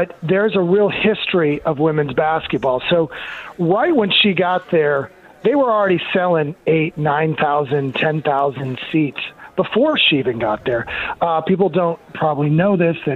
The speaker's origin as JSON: {"language": "English", "town": "Des Moines", "region": "Iowa", "country": "United States", "tie": "born or raised there", "said": "I grew up in Des Moines, went to University of Iowa"}